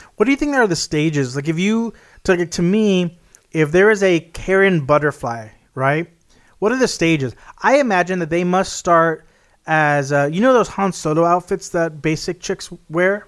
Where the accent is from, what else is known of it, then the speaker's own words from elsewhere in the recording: Texas, United States; my home state in Texas